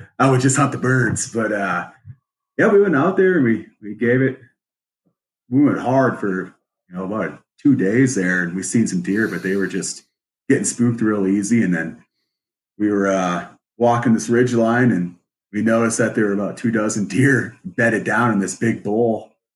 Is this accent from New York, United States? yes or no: no; Wisconsin, United States; now in Colorado, United States; I'm originally from Wisconsin up north. Uh, I grew up hunting deer, fishing, all that good stuff, doing some trapping with my dad.